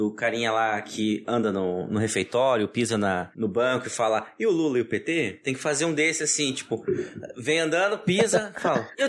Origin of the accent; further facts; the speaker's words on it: Paraná, Brazil; eu sou do Paraná, Paraná não tem sotaque.